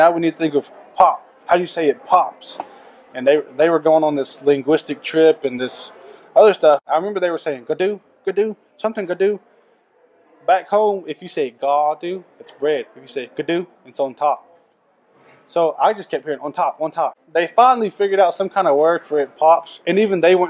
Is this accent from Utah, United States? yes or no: no; Stilwell, Oklahoma, United States; I'm from Stillwell, Oklahoma